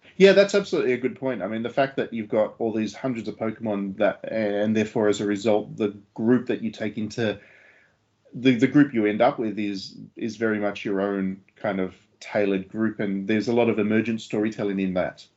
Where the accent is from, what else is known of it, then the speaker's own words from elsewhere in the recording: Australia; I was an Australian